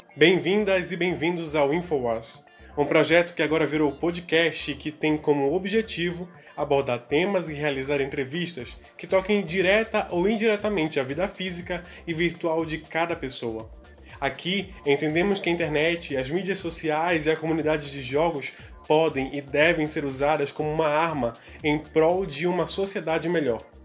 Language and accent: Portuguese; Pará, Brazil; sou paraense